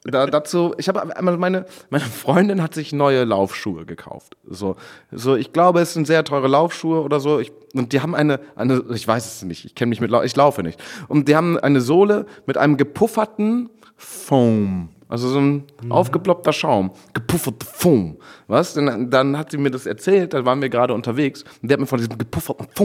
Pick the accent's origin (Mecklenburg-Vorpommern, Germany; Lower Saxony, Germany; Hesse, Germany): Lower Saxony, Germany; Friesland; moved away; ich komme aus, aus Friesland.